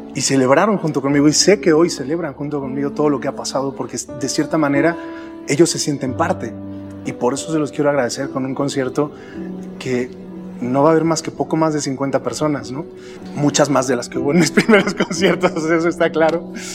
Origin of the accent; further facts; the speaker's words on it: Huamantla, Tlaxcala, Mexico; moved away; Siempre hemos crecido con, mucha cultura por las tradiciones que, aquí vivimos